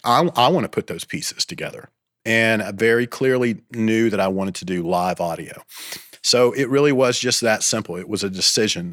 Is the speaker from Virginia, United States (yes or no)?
no; Bowling Green, Kentucky, United States; moved away as an adult; now in Athens, United States; I grew up in Kentucky near Nashville Bowling Green, Kentucky